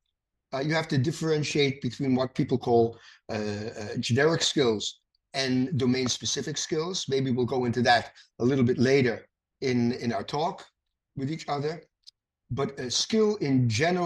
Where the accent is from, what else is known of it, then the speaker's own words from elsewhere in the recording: New York City, New York, United States; I was born in the Bronx